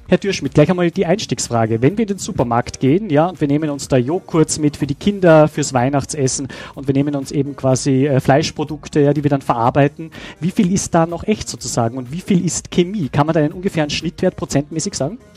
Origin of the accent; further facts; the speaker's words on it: Salzburg, Austria; meiner Heimat Salzburg